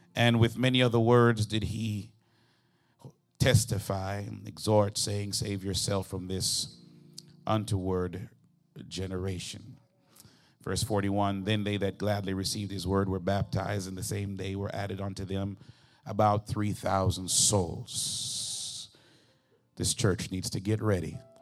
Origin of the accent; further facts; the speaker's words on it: Jamaica; moved away; I'm originally from Jamaica